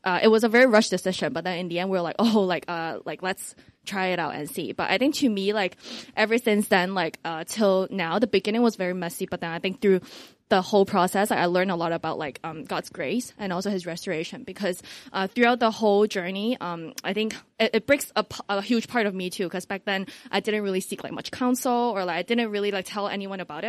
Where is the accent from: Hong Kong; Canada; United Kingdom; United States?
Hong Kong; I'm from Hong Kong